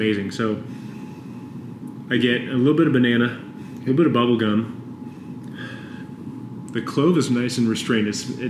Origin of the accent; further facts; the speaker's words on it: West Coast, United States; Hey, I told you guys I'm from the West Coast, right?